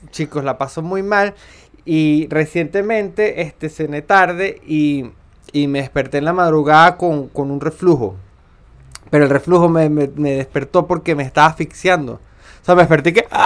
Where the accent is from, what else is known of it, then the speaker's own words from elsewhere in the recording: Venezuela; Para mí todos somos venezolanos.